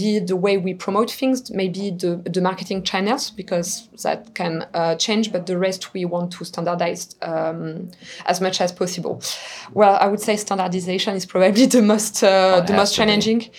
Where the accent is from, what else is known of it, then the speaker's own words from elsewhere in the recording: France; moved away as an adult; also born or lived in Montreal, Canada; now in London, United Kingdom; French. I left when I was 18